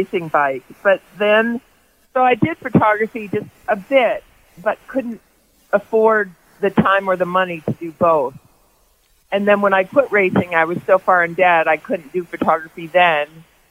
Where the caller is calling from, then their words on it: Boulder, Colorado, United States; In Boulder at my home.